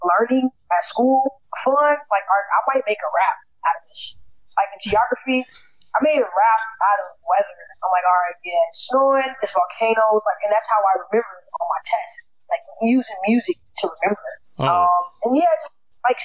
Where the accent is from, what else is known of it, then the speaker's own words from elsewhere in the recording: Chicago, Illinois, United States; I'm from Chicago